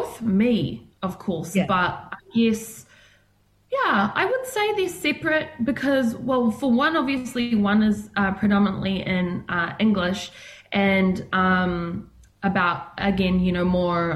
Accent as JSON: {"language": "English", "town": "Christchurch", "region": "Canterbury", "country": "New Zealand", "tie": "born or raised there", "also_born_or_lived": "Port Waikato", "said": "I grew up in Christchurch"}